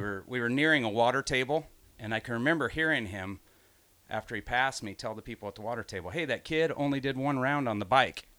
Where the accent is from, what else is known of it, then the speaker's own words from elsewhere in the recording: Grand Island, Nebraska, United States; also born or lived in Hickman, Nebraska; I grew up in Grand Island